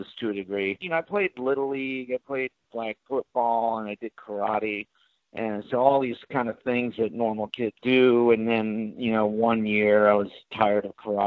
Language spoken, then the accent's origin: English; the Valley, California, United States; also born or lived in New York; I was born in New York, came out to California when I was four, I was 19, probably 1974. So I've been, you know, a Valley kid since 74